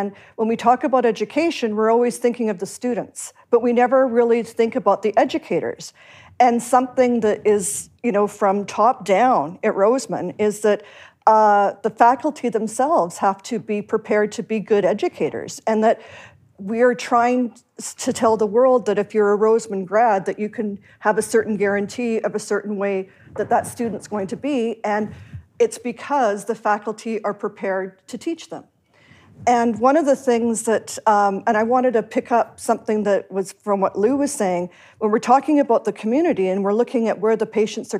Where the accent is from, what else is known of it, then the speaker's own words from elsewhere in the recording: Canada; moved away; I'm also Canadian